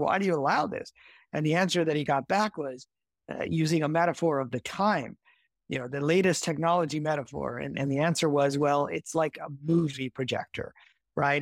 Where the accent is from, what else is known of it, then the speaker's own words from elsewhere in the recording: Midwest, United States; I grew up in the Midwest, uh, in the U S